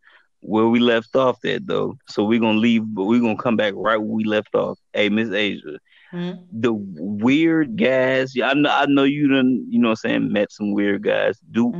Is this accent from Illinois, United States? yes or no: yes; Chicago, Illinois, United States; I'm from Chicago.